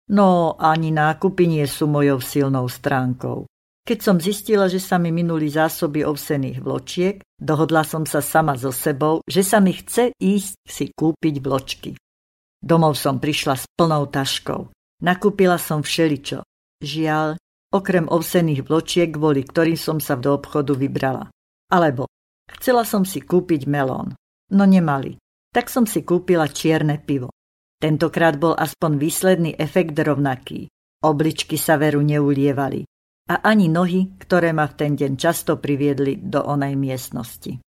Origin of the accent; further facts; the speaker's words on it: Slovakia; Ja som Slovenka, manžel je Čech, zoznámili sme sa na Morave